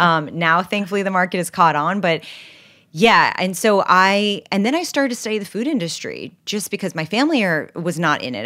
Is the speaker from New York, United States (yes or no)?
yes; New York City, New York, United States; also born or lived in Los Angeles; So I grew up in New York City on the Upper West Side, eighty-seventh and Broadway